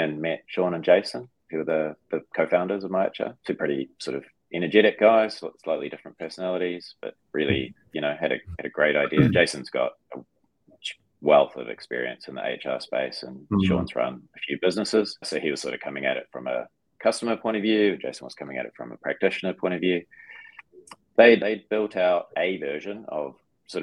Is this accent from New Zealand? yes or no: yes; New Zealand; also born or lived in United Kingdom; as a New Zealander